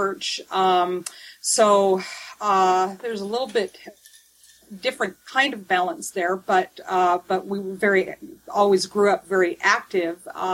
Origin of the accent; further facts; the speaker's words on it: Northern California, United States; I grew up in California, Northern California